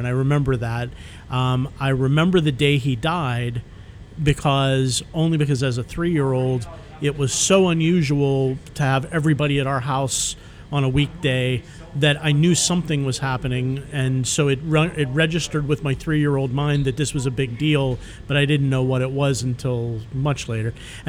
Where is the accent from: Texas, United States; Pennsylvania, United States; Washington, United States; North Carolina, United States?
Pennsylvania, United States; Pittsburgh; Growing up in Pittsburgh.